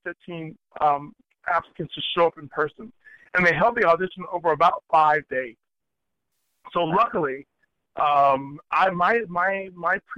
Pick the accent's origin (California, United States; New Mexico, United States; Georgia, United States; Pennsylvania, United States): Georgia, United States; Savannah; moved away; my first musical heroes were the members of the Savannah Symphony, because they were my hometown orchestra